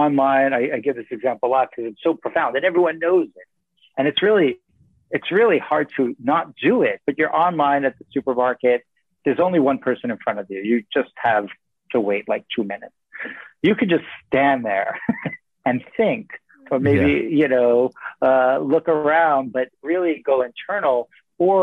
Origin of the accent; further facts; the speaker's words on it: New York City, New York, United States; now in San Francisco, United States; I live right in the heart of San Francisco. I grew up in New York City